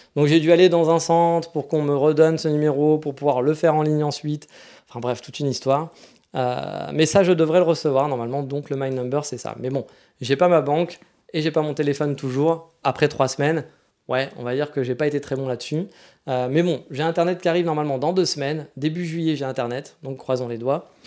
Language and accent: French; France; moved away as an adult; now in Japan; je suis français